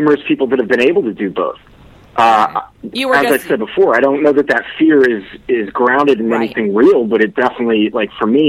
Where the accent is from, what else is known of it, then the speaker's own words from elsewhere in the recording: Miami, Florida, United States; Jen, I know you came from Miami. I came from Miami.